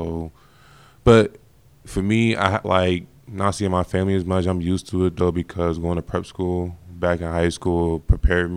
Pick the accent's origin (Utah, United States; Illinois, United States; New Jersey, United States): New Jersey, United States; Orange; I grew up in Orange, New Jersey, a little town in Jersey.